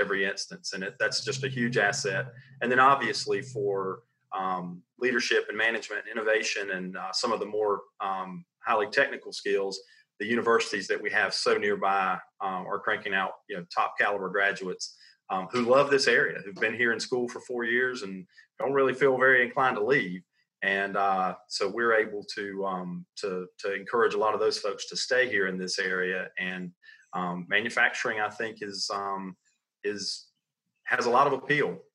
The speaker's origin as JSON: {"language": "English", "area": "Sandhills", "region": "North Carolina", "country": "United States", "tie": "born or raised there", "said": "I grew up right here in the Sand Hills"}